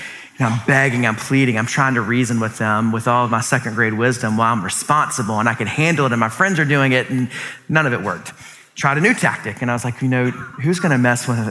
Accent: Columbia, South Carolina, United States; I grew up in Columbia, South Carolina.

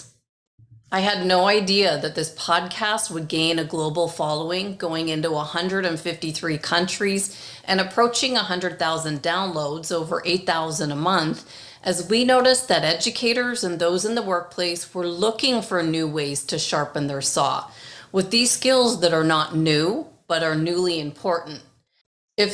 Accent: Toronto, Ontario, Canada; moved away as an adult; also born or lived in Great Britain; now in Arizona, United States; I was born in Great Britain, grew up in Toronto, Canada, and moved to Arizona, USA, just a few months before 9/11/2001

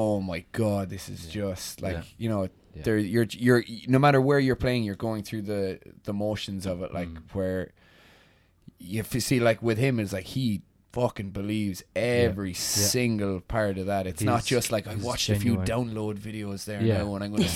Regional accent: Kilkenny, Leinster, Ireland; moved away; I'm from Kilkenny now

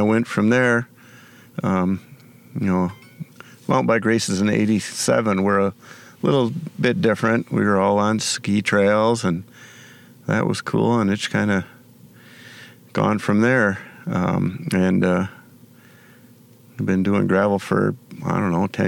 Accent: Irma, Wisconsin, United States; also born or lived in Bloomville; I grew up in Irma, and now I live in Bloomville

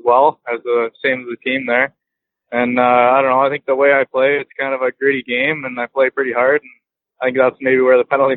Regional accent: Lethbridge, Alberta, Canada; Lethbridge, Alberta. I lived there my whole life

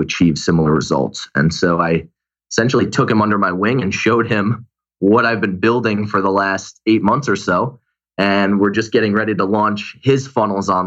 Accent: Glastonbury, Connecticut, United States; now in Los Angeles, United States; Glastonbury, Connecticut, small town.

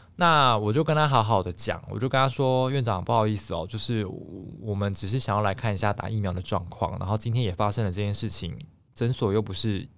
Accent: southern Taiwan, Taiwan; moved away; 我是南部人嘛

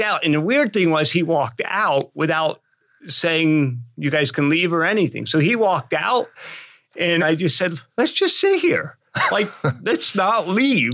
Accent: Pennsylvania, United States; I'm from Pennsylvania.

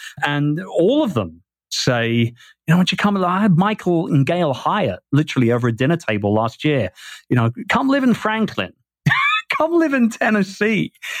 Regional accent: England, United Kingdom; moved away; I miss everything about, you know, England and what it's meant to me as a Brit all my life. And I think that being away from the UK for as long as I have been away

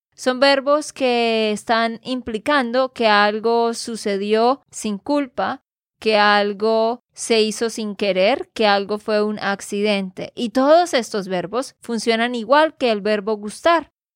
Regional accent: Santander, Colombia; de Santander, Colombia

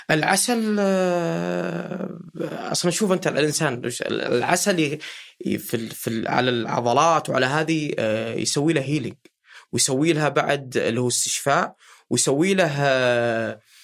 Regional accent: Riyadh, Riyadh Province, Saudi Arabia; عندنا في الرياض

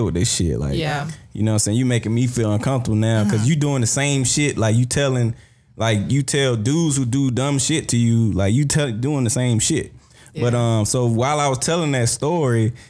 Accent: South Georgia, United States; I grew up in South Georgia

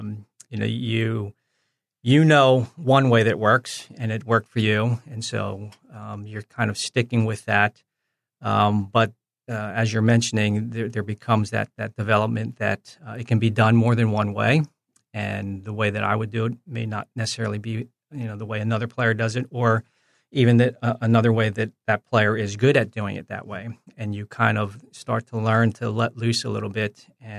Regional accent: New Jersey, United States; also born or lived in Philadelphia / New York; Yeah, so fortunate just growing up in the New Jersey, Philadelphia, New York area.

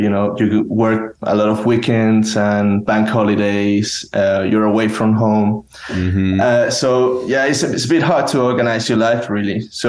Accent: Spain; also born or lived in Madrid

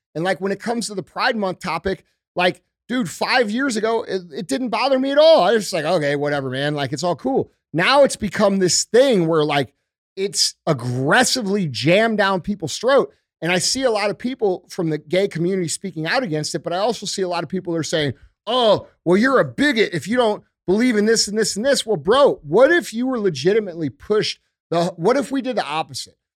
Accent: St. Louis, Missouri, United States; I'm from St. Louis

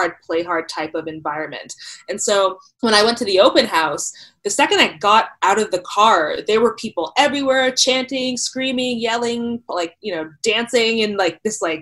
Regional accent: Toronto, Ontario, Canada; also born or lived in London, Ontario; I grew up in Toronto in the suburbs

